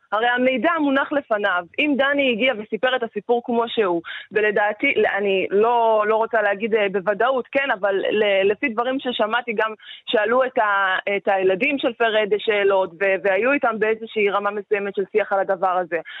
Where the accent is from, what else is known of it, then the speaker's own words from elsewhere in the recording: Israel; אני נולדתי וגדלתי במדינה ששיקרה לי על הנרטיב האמיתי שלי